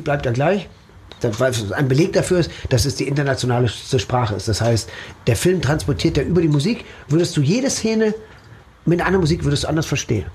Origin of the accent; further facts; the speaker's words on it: Herne, North Rhine-Westphalia, Germany; also born or lived in Dortmund; ich bin in Wander Eickel und Herne aufgewachsen, zur Schule gegangen